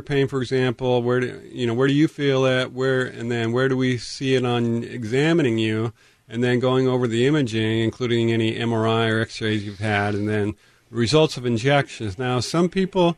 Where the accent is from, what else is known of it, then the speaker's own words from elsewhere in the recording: Tacoma, Washington, United States; I grew up in North Tacoma